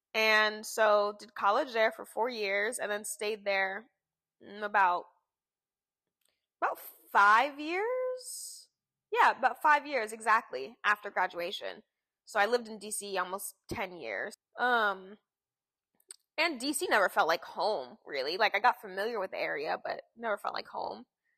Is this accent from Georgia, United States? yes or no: no; Philadelphia, Pennsylvania, United States; moved away as an adult; also born or lived in Washington / Washington, D.C.; now in Savannah, United States; I grew up outside of Philadelphia until 18, until I went to college. But even in Pennsylvania, I never felt like that's where all my friends were. Yes, that's where we were living, but I didn't feel like a deep rooted connection to Pennsylvania